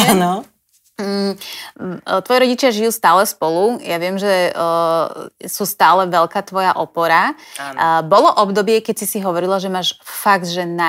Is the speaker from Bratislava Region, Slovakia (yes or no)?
yes; Bratislava, Bratislava Region, Slovakia; normálne trojzbový byt v Petržalskom paneláku klasickom.